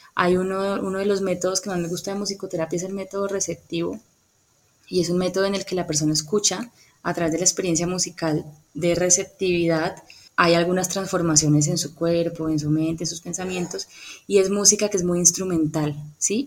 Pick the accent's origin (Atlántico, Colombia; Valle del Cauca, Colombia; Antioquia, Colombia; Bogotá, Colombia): Valle del Cauca, Colombia; Cali; also born or lived in Popayán / Bogotá; realmente nací en Popayán, pero he vivido toda mi vida en Cali, más o menos como de los cinco años